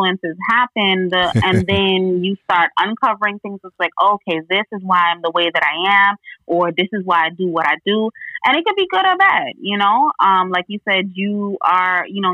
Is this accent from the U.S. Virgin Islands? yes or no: yes; U.S. Virgin Islands; now in Florida, United States; I am from the U.S. Virgin Islands. I'm from St. Croix.